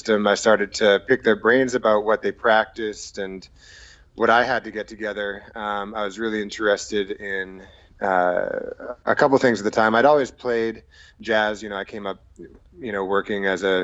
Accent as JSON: {"language": "English", "town": "Brookline", "region": "Massachusetts", "country": "United States", "tie": "born or raised there", "also_born_or_lived": "Baltimore, Maryland", "moved": "as an adult", "lives_now": "Los Angeles, United States", "said": "I'm originally from Boston, Massachusetts. I grew up right outside in a town called Brookline"}